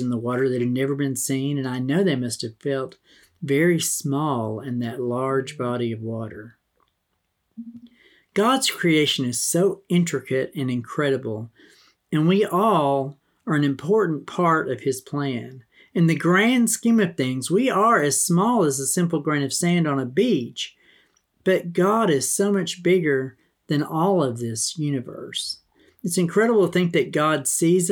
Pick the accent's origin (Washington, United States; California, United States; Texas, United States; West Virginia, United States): Texas, United States; eastern New Mexico, Texas Panhandle, United States; growing up in the Texas Panhandle in eastern New Mexico